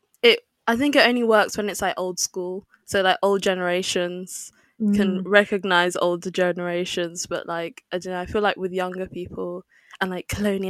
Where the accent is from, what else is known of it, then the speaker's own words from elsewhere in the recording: Nigeria; I always get that from other Nigerians as well. When I tell them I'm Nigerian, they're like, really?